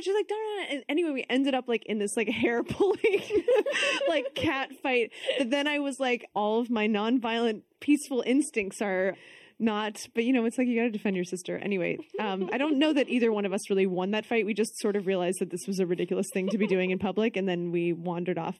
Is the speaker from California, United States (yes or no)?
no; Texas, United States; I'm from Texas